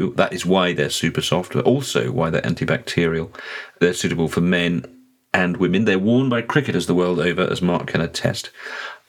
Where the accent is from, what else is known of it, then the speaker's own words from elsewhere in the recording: Luton, East of England, United Kingdom; as a girl growing up in Luton